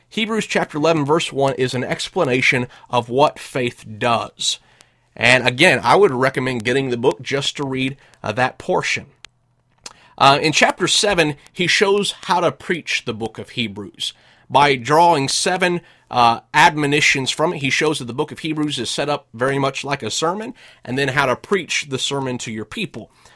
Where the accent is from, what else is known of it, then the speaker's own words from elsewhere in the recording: United States; first language English; moved away as an adult; also born or lived in Russia; I'm an American. I grew up speaking English. I moved to Russia for several years